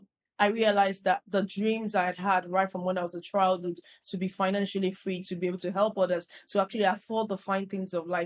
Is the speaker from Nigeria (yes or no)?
yes; Nigeria; moved away as an adult; now in United Kingdom; I grew up in Nigeria